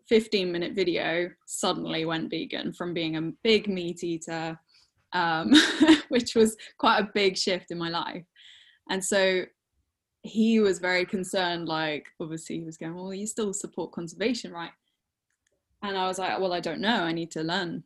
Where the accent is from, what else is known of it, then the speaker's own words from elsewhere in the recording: England, United Kingdom; also born or lived in Norfolk; I'm a wildlife artist from England